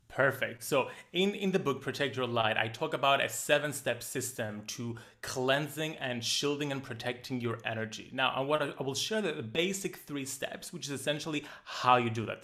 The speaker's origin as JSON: {"language": "English", "country": "Cyprus", "tie": "born or raised there", "said": "Growing up in a small island, I'm from Cyprus"}